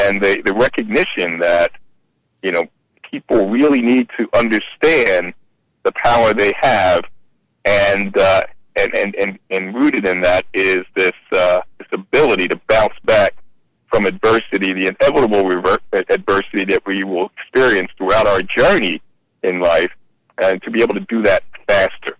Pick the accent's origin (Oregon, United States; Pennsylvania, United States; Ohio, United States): Pennsylvania, United States; Philadelphia; I grew up in Philadelphia, Pennsylvania